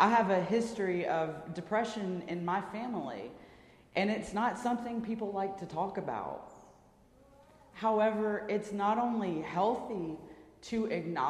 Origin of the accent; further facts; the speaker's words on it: Birmingham, Alabama, United States; my hometown of Birmingham, Alabama